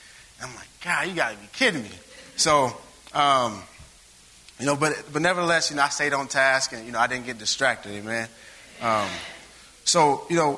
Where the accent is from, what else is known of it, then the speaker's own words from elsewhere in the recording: Springfield, Illinois, United States; moved away as an adult; now in Chicago, United States; I'm from Springfield, so you know we didn't have a lot of traffic